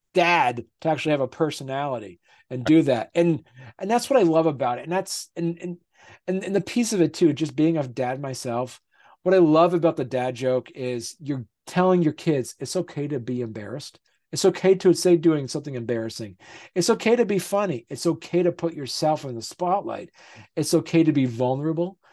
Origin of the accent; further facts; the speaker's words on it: Vermont, United States; I'm from I'm from Vermont. I live in Vermont.